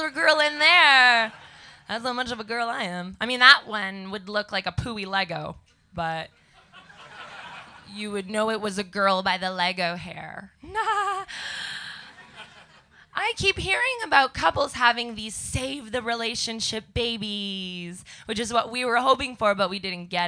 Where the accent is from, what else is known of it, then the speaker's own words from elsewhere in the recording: Canada; now in London, United Kingdom; I talk like a monkey because I come from Canada